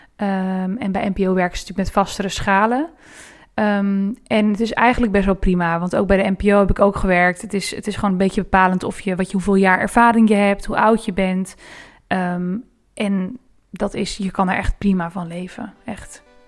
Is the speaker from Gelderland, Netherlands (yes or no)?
no; Rotterdam, South Holland, Netherlands; moved away; toen ik nog in Rotterdam woonde